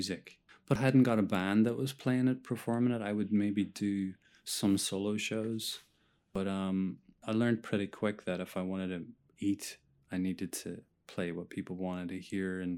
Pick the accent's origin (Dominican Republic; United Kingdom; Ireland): Ireland; moved away as an adult; now in New York, United States; I'm Irish